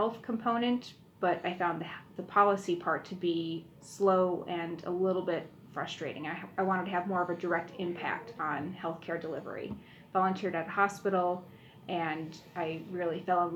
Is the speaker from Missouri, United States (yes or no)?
no; Buffalo, New York, United States; I grew up in Buffalo